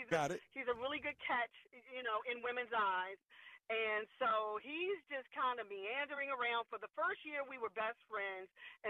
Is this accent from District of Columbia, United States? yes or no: yes; Washington, District of Columbia, United States; I was born and raised in the District of Columbia, and D.C. is just kind of a plain ground. Although, you know, it's a playing ground. I'm a third-generational Adventist